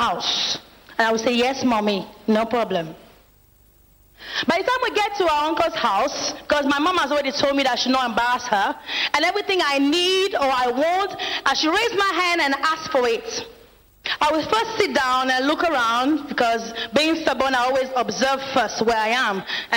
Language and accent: English; France; moved away as an adult; now in Nigeria; I'm from France, and I'm an evangelist here at the Synagogue Church of All Nations